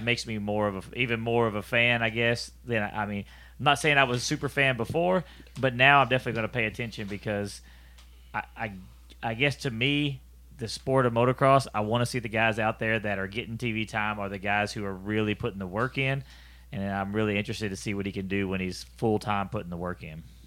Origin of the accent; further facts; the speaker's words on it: Houston, Texas, United States; I grew up in Houston, I got to go to the Houston Livestock Show